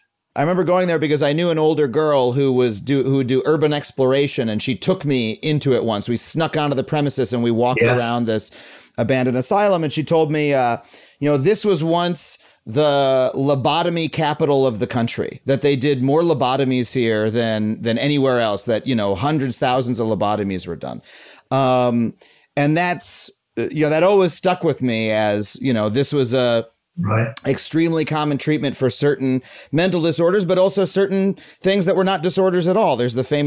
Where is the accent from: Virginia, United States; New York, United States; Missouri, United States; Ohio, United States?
New York, United States; Long Island; I grew up on Long Island.